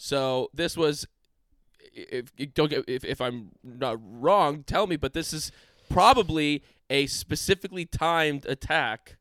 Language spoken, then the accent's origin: English; United States; we're American fans